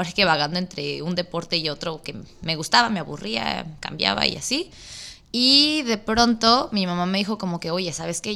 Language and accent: Spanish; Mexico City, Mexico; moved away as an adult; now in Baja California, Mexico; soy de la Ciudad de México pero ya llevo un ratito para acá, para la Baja Norte